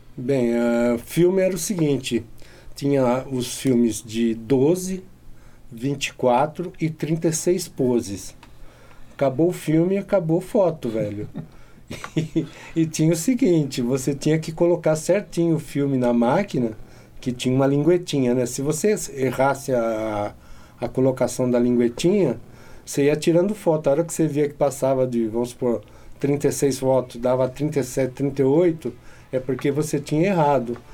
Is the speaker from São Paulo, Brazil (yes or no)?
yes; Paulínia, São Paulo, Brazil; moved away; na época vim trabalhar em Paulínia, logo que eu voltei para minha cidade natal